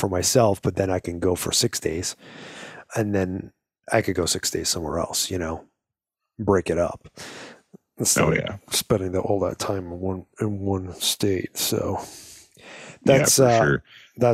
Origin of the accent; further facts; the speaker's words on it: Arizona, United States; here in my home state of Arizona.